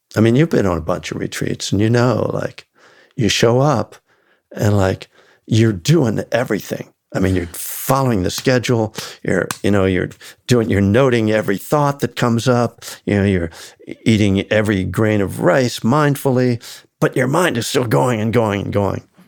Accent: the North, United States; I was born in the North

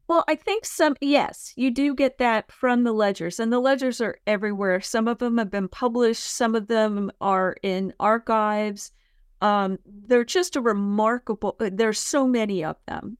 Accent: San Mateo County, California, United States; moved away as an adult; also born or lived in San Francisco; now in Murfreesboro, United States; I grew up in San Mateo County, California

